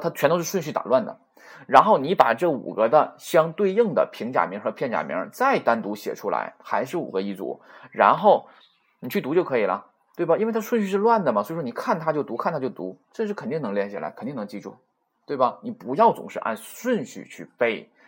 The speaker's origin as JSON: {"language": "Chinese", "country": "China", "said": "不会像我们中国人说话是吧？口型比较大啊"}